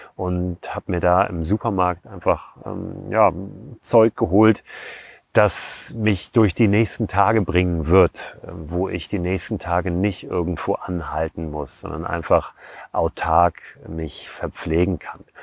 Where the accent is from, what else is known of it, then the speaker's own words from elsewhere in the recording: Germany; wir sind Deutsche